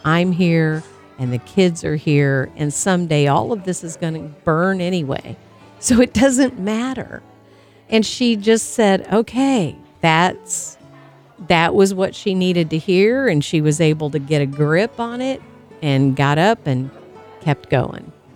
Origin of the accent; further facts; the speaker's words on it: Tornado Alley, United States; I grew up in Tornado Alley